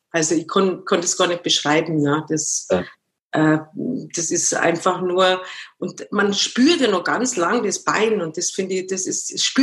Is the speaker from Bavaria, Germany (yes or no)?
yes; Munich, Bavaria, Germany; Ich bin ein Münchner Kindl, genau.